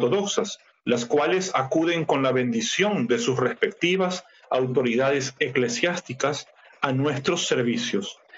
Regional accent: Ecuador; Debo decir que como muchos ecuatorianos y latinoamericanos en general, nací, crecí en un entorno católico romano.

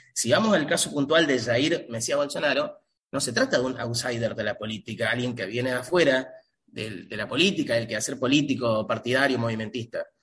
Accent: Argentina; Argentina, por ejemplo, de donde provengo, de donde soy, donde aún vivo

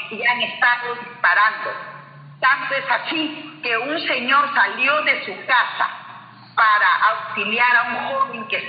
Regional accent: Peru; la dignidad que nosotros tenemos como pueblo, como peruanos, este, no puede seguir así ya.

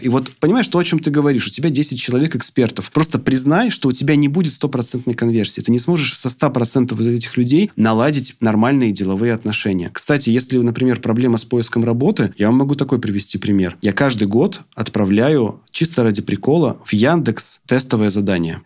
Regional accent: Krasnodar, Krasnodar Krai, Russia; А я тоже из Краснодара

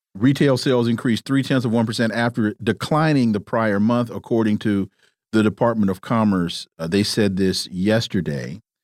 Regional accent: California, United States; moved away; I'm from California.

